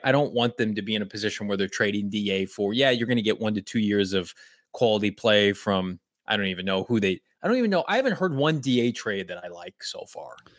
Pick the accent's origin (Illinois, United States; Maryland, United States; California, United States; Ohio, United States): Illinois, United States; Chicago; I'm from Chicago.